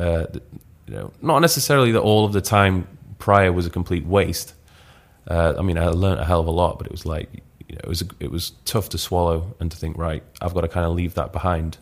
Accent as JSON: {"language": "English", "town": "Leeds", "region": "Yorkshire and the Humber", "country": "United Kingdom", "also_born_or_lived": "Newcastle", "moved": "as an adult", "said": "I'm originally from Leeds"}